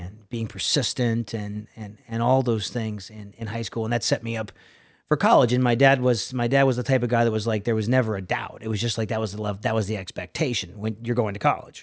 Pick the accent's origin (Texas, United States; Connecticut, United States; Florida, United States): Connecticut, United States; Milford; moved away; I was living in, uh, Milford, Connecticut. I'm originally from New England